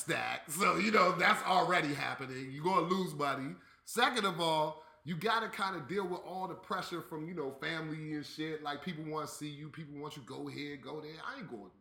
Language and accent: English; East Coast, United States; I'm from the East Coast